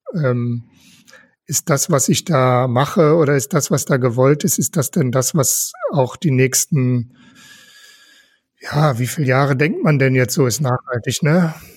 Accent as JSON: {"language": "German", "town": "Velbert", "region": "North Rhine-Westphalia", "country": "Germany", "tie": "born or raised there", "also_born_or_lived": "Wuppertal", "moved": "as an adult", "lives_now": "Essen, Germany", "said": "Ich komme gebürtig aus Fellbott, also auch nicht so weit weg."}